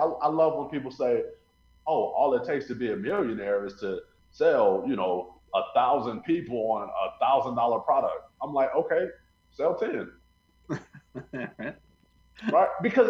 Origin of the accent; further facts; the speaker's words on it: Missouri, United States; You know, people, I grew up near St. Louis. So, you know, we have the big Anheuser-Busch company there.